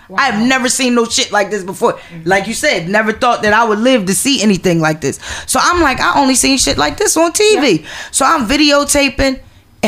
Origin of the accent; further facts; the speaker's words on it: Philadelphia, Pennsylvania, United States; I'm from West Philly. I used to live on 51st and Chancellor.